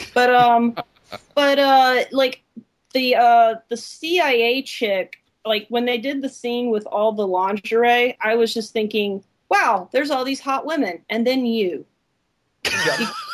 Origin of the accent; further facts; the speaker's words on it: Alabama, United States; I'm from Alabama